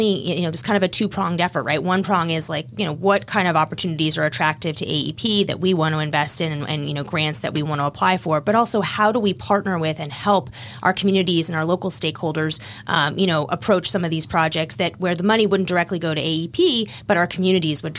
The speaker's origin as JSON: {"language": "English", "town": "Washington", "region": "District of Columbia", "country": "United States", "said": "I'm from the Washington area, knew I wanted to come back after law school"}